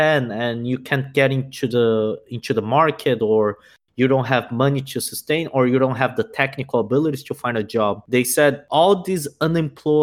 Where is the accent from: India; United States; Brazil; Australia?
Brazil; moved away; I'm from Brazil.